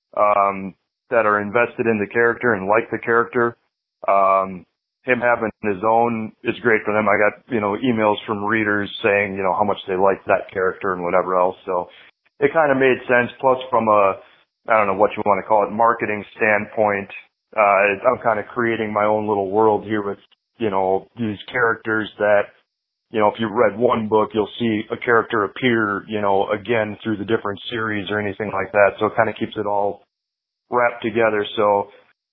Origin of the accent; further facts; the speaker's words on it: Milwaukee, Wisconsin, United States; moved away as an adult; now in Tampa, United States; I'm originally from Milwaukee, Wisconsin area, and about 5 years ago, 6 years ago, I decided to pull the plug and move on down to Tampa, Florida